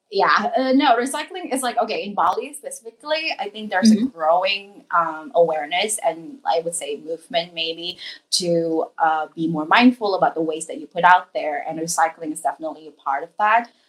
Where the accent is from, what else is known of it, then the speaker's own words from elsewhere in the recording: Singapore; As a Singaporean, it's